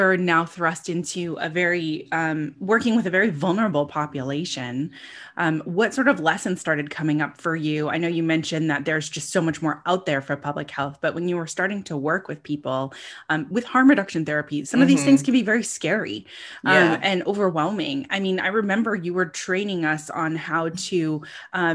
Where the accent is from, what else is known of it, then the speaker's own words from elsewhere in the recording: California, United States; moved away as an adult; also born or lived in Buffalo; I lived in California